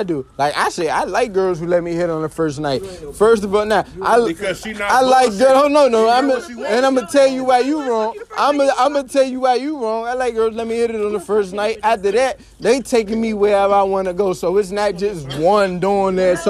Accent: United States; I'm not foreign. I'm from here. I'm American.

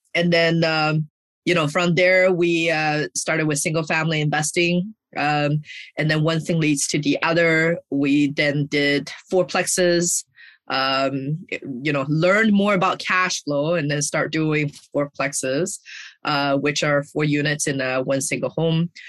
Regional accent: China; moved away; I grew up in China

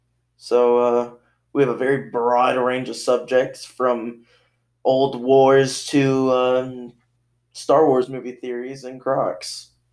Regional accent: Texas, United States; now in Arkansas, United States; we're both good old Texas boys.

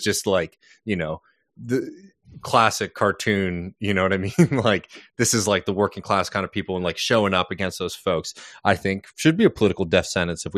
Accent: Texas, United States; my home state of Texas

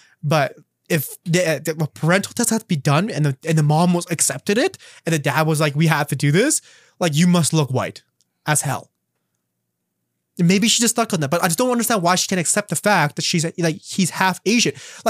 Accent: Canada; I'd be like, okay, well, technically speaking, I have a Canadian citizenship. Like, I'm Canadian.

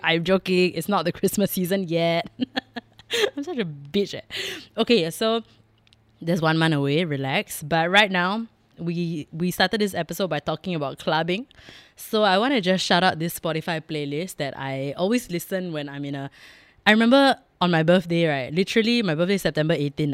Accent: Singapore; being Singaporean, Indian, and growing up here my whole life

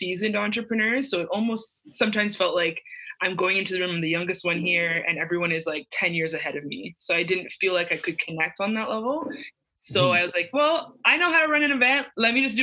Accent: Mississauga, Ontario, Canada; I'm from Mississauga, Ontario

